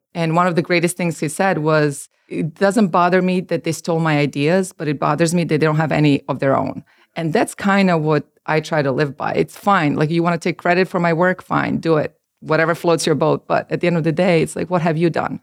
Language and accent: English; Belgrade, Serbia; moved away as an adult; also born or lived in Croatia / New Jersey; now in United States; I'm from Serbia. I was born and raised there. I came to the Americas when I was twenty.